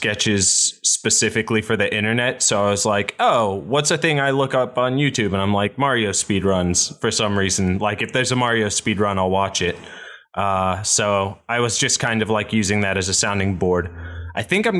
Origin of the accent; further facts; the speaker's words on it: West Virginia, United States; moved away as an adult; now in Los Angeles, United States; I grew up in West Virginia.